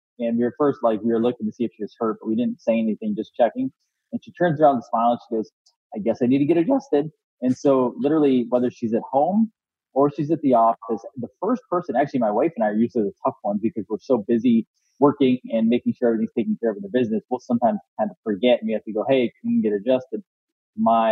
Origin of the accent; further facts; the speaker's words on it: Florida, United States; I'm from Florida